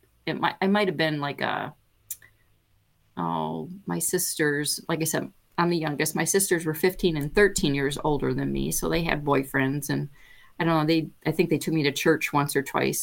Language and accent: English; Linden, Michigan, United States; I'm born and raised in Michigan, and just not too far from here, a little town of Linden